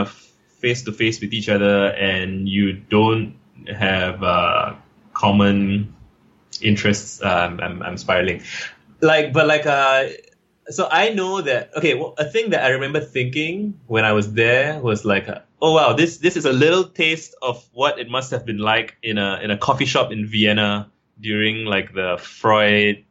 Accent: Singapore; I'm from Singapore

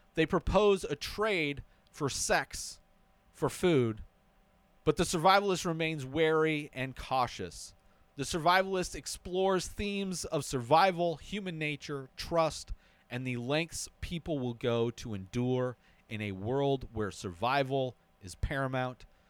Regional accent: La Quinta, California, United States; my hometown of La Quinta

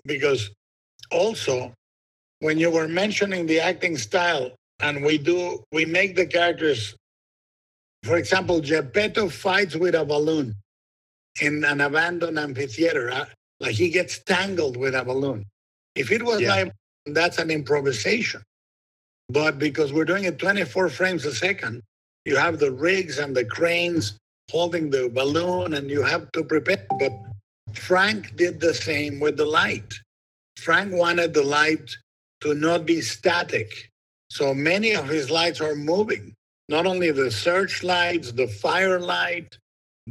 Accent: Guadalajara, Jalisco, Mexico; born or raised there

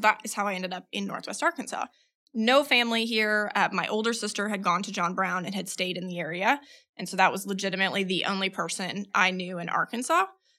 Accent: Philippines; moved away as an adult; So I was born and raised in the Philippines. My parents were missionaries. They met overseas. My siblings and I were all born there. So I lived there till I was 18

